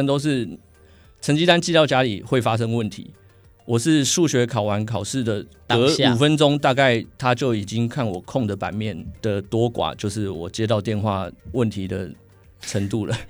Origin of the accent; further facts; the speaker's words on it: Penghu County, Taiwan; now in Austria; 因为我小时候在澎湖的合唱风气其实非常的盛行